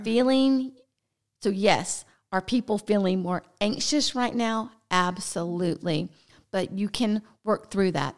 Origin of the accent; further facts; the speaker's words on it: the South, United States; We're from the South